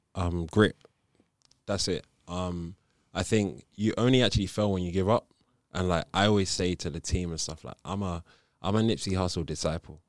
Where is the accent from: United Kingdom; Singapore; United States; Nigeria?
Nigeria; I grew up as a Catholic. I'm Nigerian